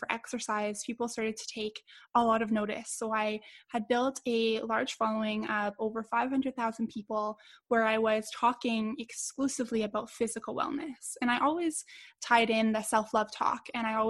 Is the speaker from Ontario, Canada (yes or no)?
no; Edmonton, Alberta, Canada; my hometown here in Edmonton